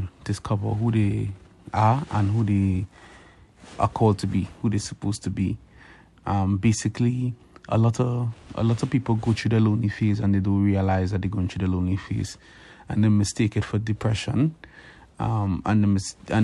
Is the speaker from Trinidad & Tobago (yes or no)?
yes; Trinidad & Tobago; moved away as an adult; now in Canada; I'm from Trinidad and Tobago. I came to Canada in 2011